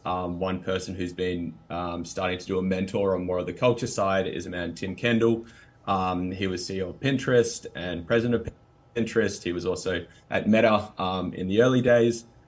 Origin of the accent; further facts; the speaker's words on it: Australia; accent: Australian; Australians, which is, you know, where my accent from